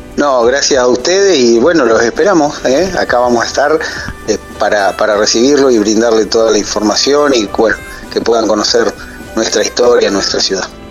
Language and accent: Spanish; Carmen de Patagones, Buenos Aires Province, Argentina; las torres de la iglesia, nuestra parroquia, nuestra ciudad del Carmen